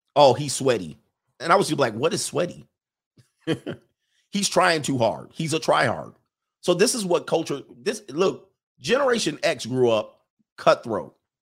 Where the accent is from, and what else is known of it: United States